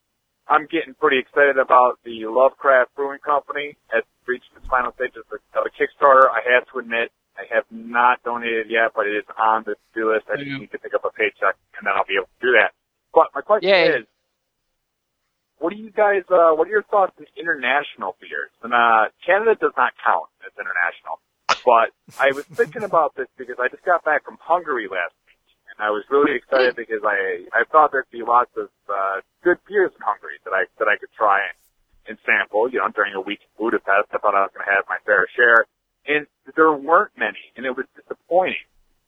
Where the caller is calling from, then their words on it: Rochester, New York, United States; I'm calling in from Rochester, New York once again.